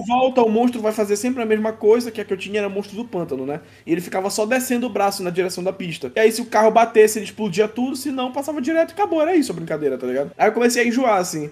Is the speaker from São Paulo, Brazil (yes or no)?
no; Belém, Pará, Brazil; aqui em Belém, é, a gente é daqui de Belém